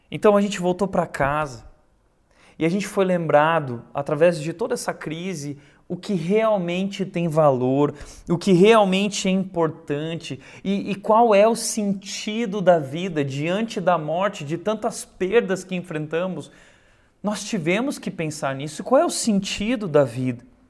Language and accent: Portuguese; Brazil; Nós somos brasileiros